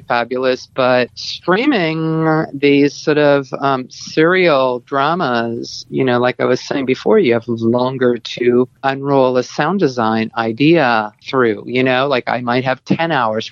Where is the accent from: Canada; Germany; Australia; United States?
Canada; moved away; also born or lived in Nova Scotia / Toronto; I'm Canadian